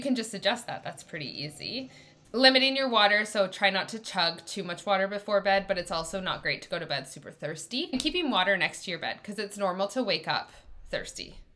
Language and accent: English; Canada; I'm Canadian